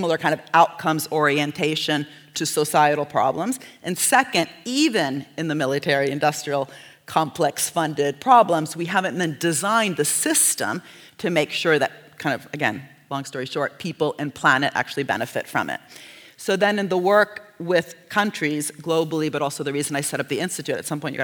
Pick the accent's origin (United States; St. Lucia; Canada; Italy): Italy; I'm from Italy